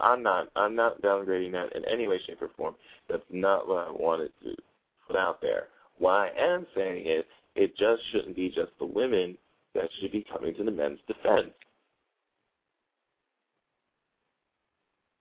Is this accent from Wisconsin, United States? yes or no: no; New Jersey, United States; I'm from Jersey